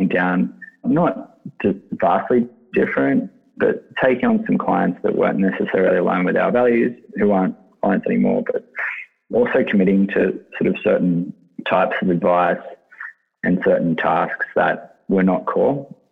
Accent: Sydney, New South Wales, Australia; the Lugano is the suburb that I grew up in Sydney

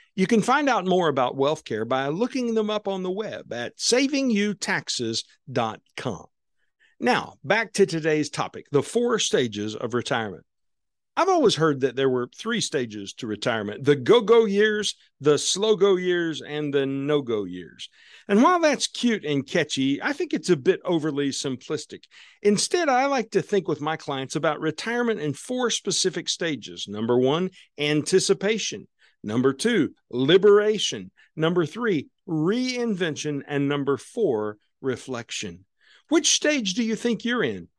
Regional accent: Southwest Missouri, United States; my life as a kid growing up on Southwest Missouri down on Table Rock Lake

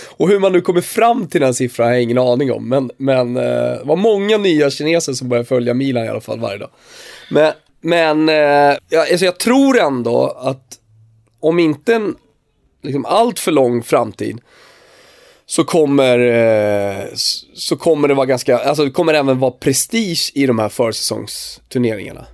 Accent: Turkey; now in Sweden; nu kommer jag ju från Turkiet

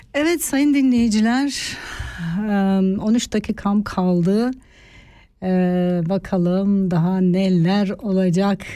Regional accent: Eastern Turkey, Turkey; also born or lived in Artvin; now in Switzerland; Çünkü orada doğuda büyüdüm

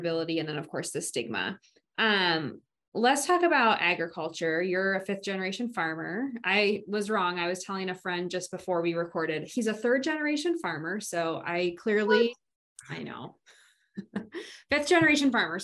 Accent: Lansing, Iowa, United States; growing up in a small town in Iowa

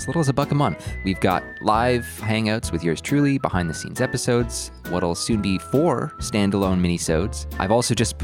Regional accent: Canada; I am Canadian.

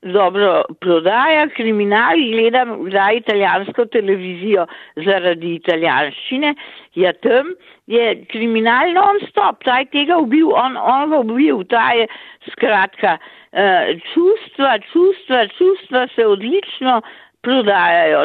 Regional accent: Slovenia; smo Slovenci uh, mnogokrat zaprti

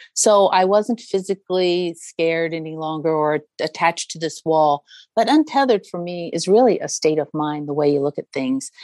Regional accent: United States

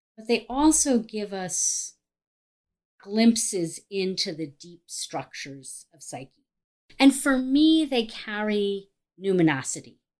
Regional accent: Cleveland, Ohio, United States; I'm from Cleveland, Ohio. I have a private practice in Cleveland, Ohio

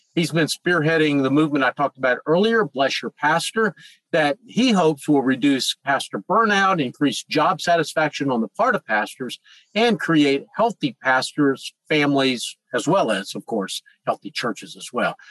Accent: Charlotte, North Carolina, United States; my hometown of Charlotte, North Carolina

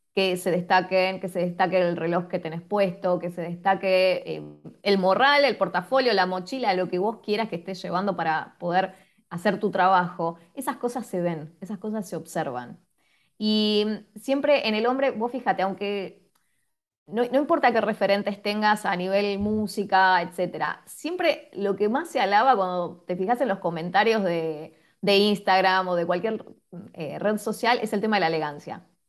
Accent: Quilmes, Buenos Aires Province, Argentina; yo soy de Quilmes, de la ciudad de Quilmes

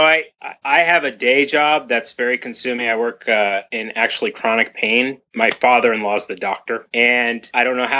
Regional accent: Berkeley, California, United States; moved away as an adult; also born or lived in Mill Valley, California / Savannah / Vermont; I grew up in Berkeley, which also has a lot of strong feminist ties

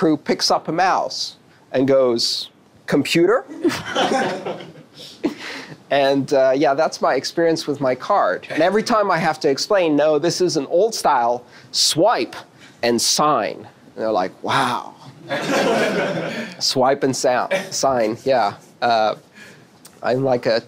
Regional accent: United States; as an American

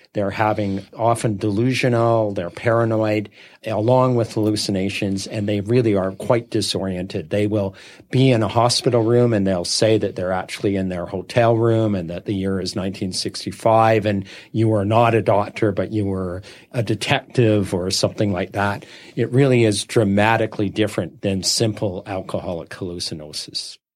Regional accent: Saskatchewan, Canada; I grew up in Saskatchewan

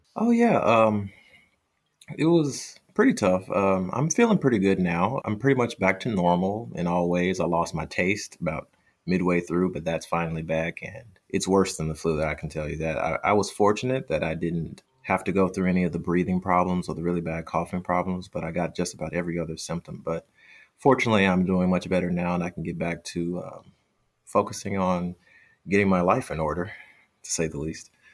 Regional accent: United States; I'm from the United States

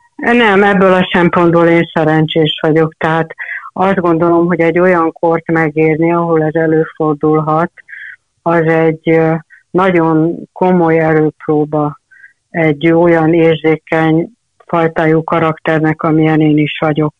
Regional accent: Hungary; anyukám egy kis faluban élt akkor, amikor én születtem, ez a kis falu P, ami a Tisza-zugban

